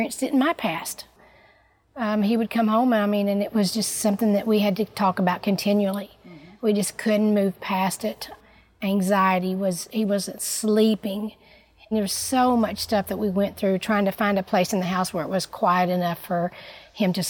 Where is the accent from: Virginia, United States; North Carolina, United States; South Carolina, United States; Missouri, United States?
Missouri, United States; moved away; I did not grow up in Illinois. I grew up in Missouri, and I've lived a few different places